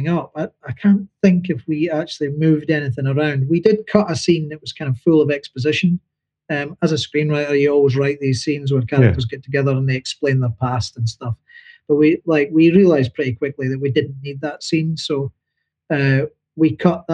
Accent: Dundee, Scotland, United Kingdom; moved away; as a working class boy growing up in Dundee

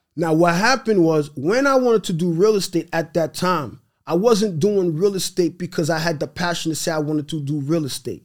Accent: New York City, New York, United States; first language Haitian Creole; English is a second language; also born or lived in Brooklyn, New York / Haiti; now in Long Island, United States; born in Brooklyn, raised in Queens, live in Long Island.

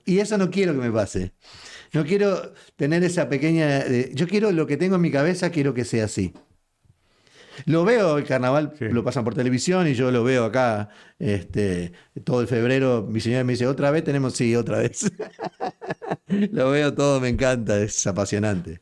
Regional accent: Uruguay; now in Houston, United States

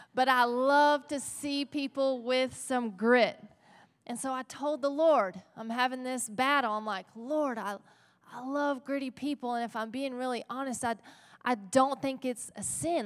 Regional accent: Texas, United States; we are in Texas, right? We're gritty Texans.

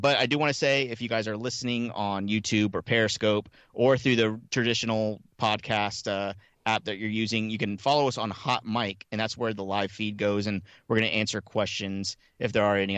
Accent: Miami, Florida, United States; moved away as an adult; I grew up in Miami, um, all through the eighties

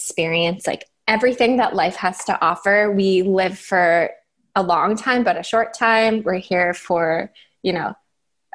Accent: Waterdown, Ontario, Canada; moved away; So I grew up in Ontario in a small town called Waterdown, which is, if you're familiar with Ontario, it's between Burlington and Hamilton.

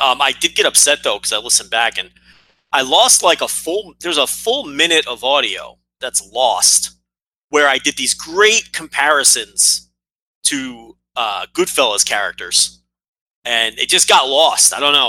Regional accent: New Jersey, United States; So I grew up in Central Jersey.

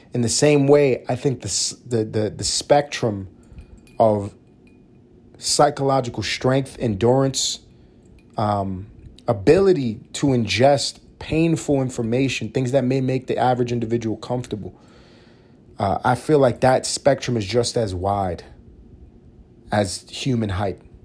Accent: New York City, New York, United States; I'm a guy from New York City, grew up in Harlem, New York City

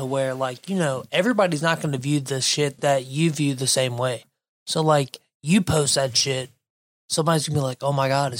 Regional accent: the South, South Carolina, United States; moved away; I grew up in the South.

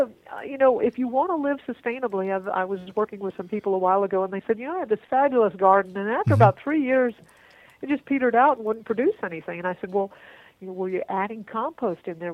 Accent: Florida, United States; now in Texas, United States; I was originally from Florida

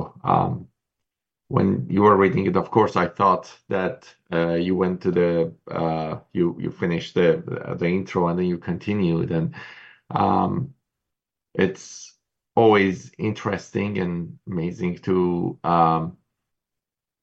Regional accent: Tehran, Tehran Province, Iran; moved away as an adult; also born or lived in Vancouver, Canada; now in British Columbia, Canada; No, I was born and raised in Tehran, in Iran. Then I moved to Vancouver when I was 25

